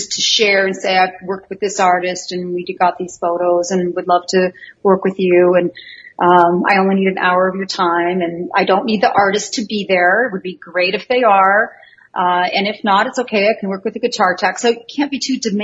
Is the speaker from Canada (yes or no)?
yes; a small town in northern Canada, Canada; moved away as an adult; also born or lived in California, United States / Florida / New York / Houston; now in Las Vegas, United States; I came from a small town in northern Canada, and I was born in the United States.